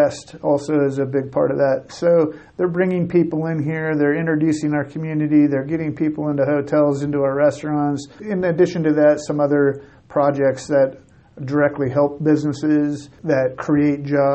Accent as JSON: {"language": "English", "town": "Pendleton", "region": "Oregon", "country": "United States", "also_born_or_lived": "Montana", "moved": "as an adult", "lives_now": "Casper, United States", "said": "I'm from Pendleton, Oregon originally"}